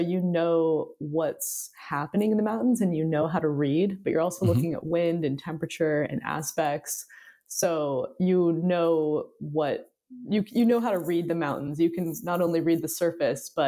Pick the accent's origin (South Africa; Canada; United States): United States; Kirkland, Washington; now in Bellingham, United States; I grew up 20 minutes outside of Seattle, just over the lake in Kirkland, Washington